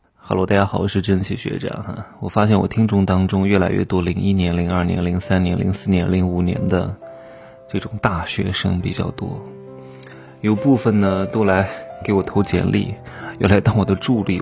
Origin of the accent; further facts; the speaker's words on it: Wuhu, Anhui, China; also born or lived in Hefei; 我是芜湖人，我从高二开始呢，就在外面主持活动，然后外面的路演啊，然后主持婚礼啊，参加唱歌比赛啊，我高二就拿过一些本事的奖，什么芜湖电视台的主持人大赛的二等奖